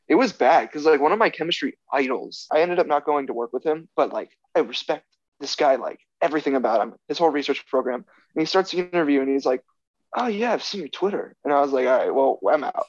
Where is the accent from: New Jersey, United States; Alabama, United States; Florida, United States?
Florida, United States; Orlando; moved away as an adult; now in New Haven, United States; I'm from Orlando, Florida, so you get that cool Floridian on your podcast for the first time